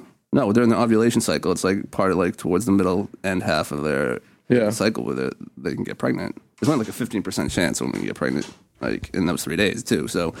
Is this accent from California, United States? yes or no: no; Stoneham, Massachusetts, United States; that one kid who like knew I was from Stoneham